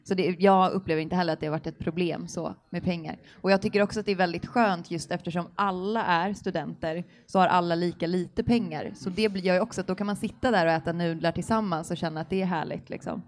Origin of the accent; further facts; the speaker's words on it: Stockholm, Stockholm County, Sweden; moved away as an adult; also born or lived in Helsingborg; now in Lund, Sweden; jag kommer ursprungligen från Stockholm